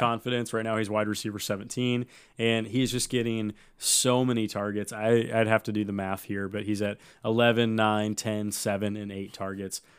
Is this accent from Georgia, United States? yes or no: no; Davenport, Iowa, United States; moved away; I am from Davenport. Love Davenport. Love it enough to never go back, really